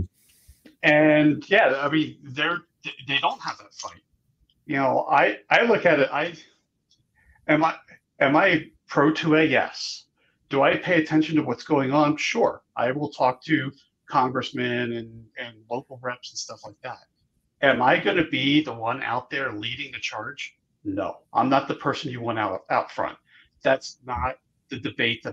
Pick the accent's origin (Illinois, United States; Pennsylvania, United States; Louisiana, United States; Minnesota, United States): Pennsylvania, United States; Philadelphia; I grew up in Philly